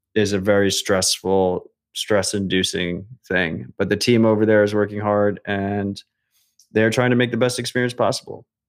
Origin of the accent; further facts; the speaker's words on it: United States; as an American